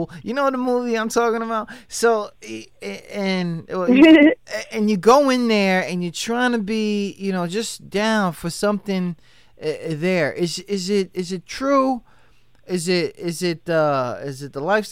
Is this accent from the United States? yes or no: yes; New York, United States; I'm from New York